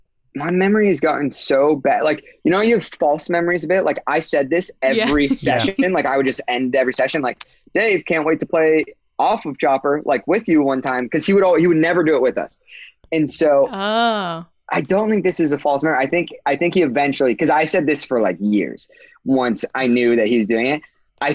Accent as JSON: {"language": "English", "area": "near Disneyland", "region": "California", "country": "United States", "tie": "born or raised there", "said": "I grew up near Disneyland."}